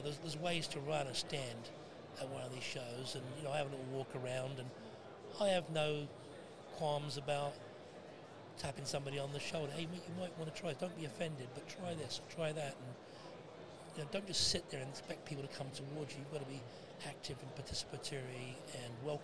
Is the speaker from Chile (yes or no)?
no; United Kingdom; now in Canada; I'm British, I'm from here, but moved and made Canada home 41 years ago